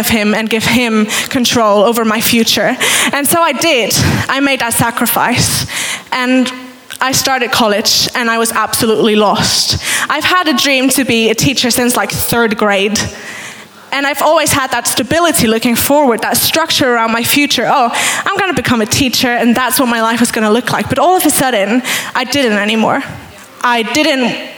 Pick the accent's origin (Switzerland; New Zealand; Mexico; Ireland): Switzerland; moved away as an adult; I'm originally from Switzerland, but I've been here about 2